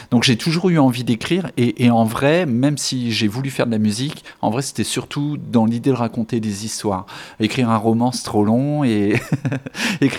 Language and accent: French; Épernay, Grand Est, France; also born or lived in Dijon; now in Bordeaux, France; En fait, je viens de d'Épernay, tout près de Reims, euh, en Champagne. Euh, après, j'ai vécu 17 ans à Dijon, en Bourgogne. Et puis, j'ai atterri à Bordeaux il y, a, il y 15 ans à peu près.